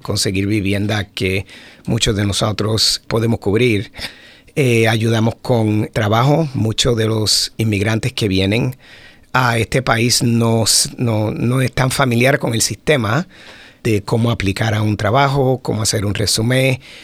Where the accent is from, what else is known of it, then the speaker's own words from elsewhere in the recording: Puerto Rico; moved away as an adult; also born or lived in Florida, United States; now in Howard County, United States; yo nací en Puerto Rico